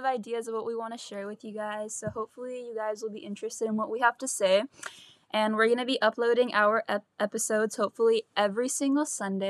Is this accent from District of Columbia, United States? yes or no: no; California, United States; I'm also 17 years old, but I'm a junior in high school, and we're both from California.